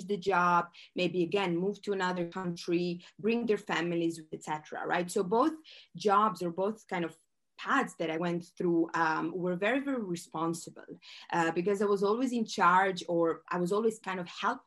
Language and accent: English; Croatia; moved away as an adult; also born or lived in Switzerland; I am from Croatia. This is a small country